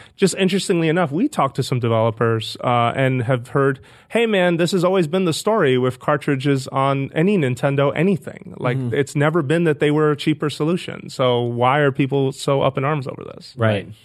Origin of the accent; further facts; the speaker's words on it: New York City, New York, United States; moved away as an adult; now in San Francisco, United States; I grew up in the Bronx, with not too far from Fordham Road